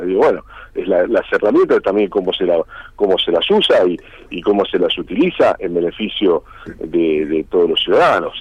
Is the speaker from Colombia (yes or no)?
no; Argentina; somos argentinos